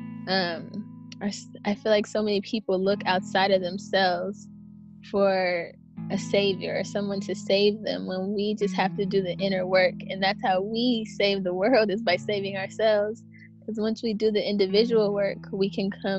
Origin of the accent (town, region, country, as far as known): Berkeley, California, United States; born or raised there